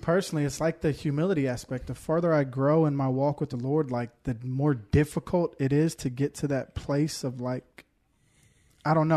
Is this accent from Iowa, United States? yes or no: no; Houston, Texas, United States; now in Woodbury, United States; I'm from Houston originally